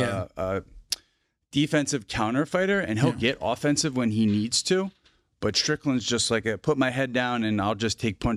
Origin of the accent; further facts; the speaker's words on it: New Jersey, United States; I'm from New Jersey, man.